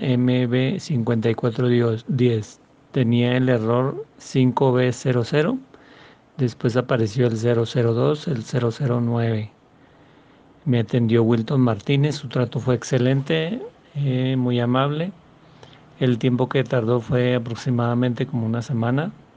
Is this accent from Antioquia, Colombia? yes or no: no; Pamplona, Norte de Santander, Colombia; soy de País Colombia, Pamplona